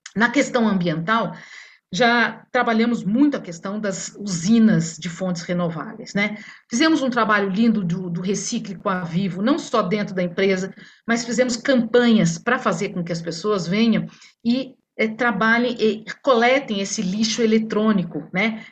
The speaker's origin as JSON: {"language": "Portuguese", "region": "Minas Gerais", "country": "Brazil", "said": "Sou mineira"}